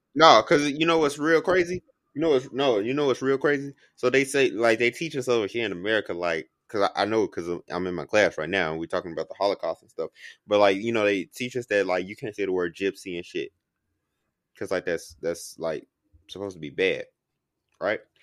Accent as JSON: {"language": "English", "town": "Chicago", "region": "Illinois", "country": "United States", "said": "I'm from Chicago"}